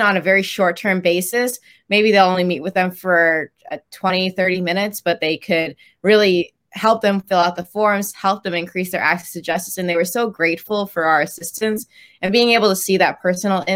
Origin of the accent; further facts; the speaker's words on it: Chicago, Illinois, United States; also born or lived in Dallas, Texas; I was born in Dallas, but moved here pretty early on when I was around 4. So I've been in Chicago since then